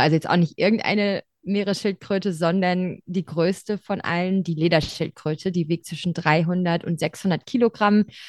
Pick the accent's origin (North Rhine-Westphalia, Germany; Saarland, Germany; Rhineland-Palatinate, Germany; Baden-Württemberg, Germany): North Rhine-Westphalia, Germany; Ruhr area; moved away as an adult; also born or lived in Tübingen / Würzburg; ich bin äh, im Ruhrgebiet aufgewachsen, also relativ weit weg vom Meer.